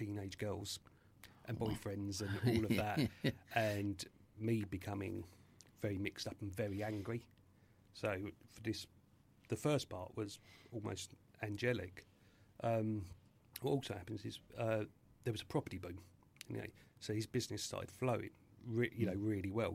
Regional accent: Tunbridge Wells, South East England, United Kingdom; born or raised there; also born or lived in Catford, London

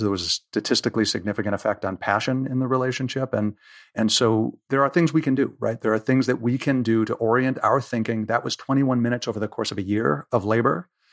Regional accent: United States; I'm excessively American

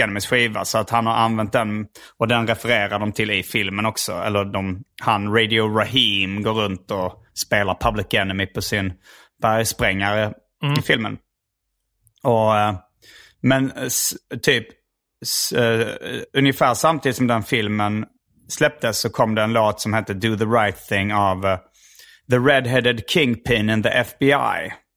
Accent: Hjärup, Skåne, Sweden; där jag växte upp i Hjärup

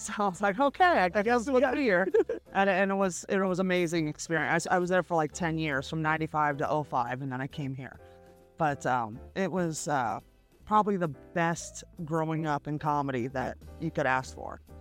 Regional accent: San Francisco, California, United States; I'm from San Francisco

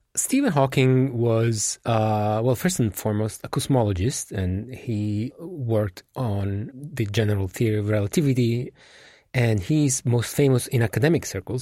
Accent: Italy; moved away; my home country, which is Italy

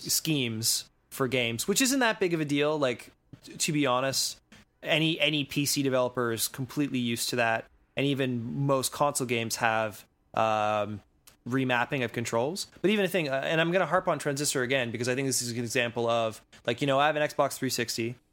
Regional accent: Canada; as a Canadian

